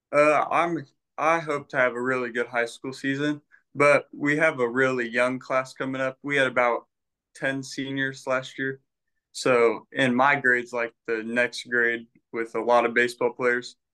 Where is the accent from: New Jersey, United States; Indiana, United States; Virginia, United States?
Indiana, United States; Terre Haute; I'm from Terre Haute, Indiana